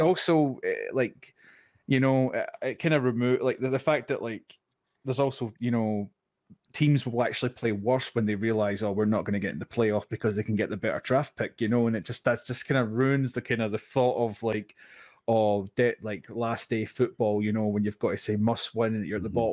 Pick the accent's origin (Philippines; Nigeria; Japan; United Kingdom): United Kingdom; Scotland; being Scottish